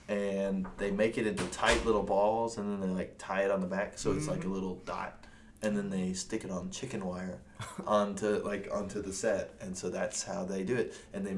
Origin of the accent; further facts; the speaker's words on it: Bowling Green, Kentucky, United States; moved away; I'm from Bowling Green and the one and only home of the Corvette.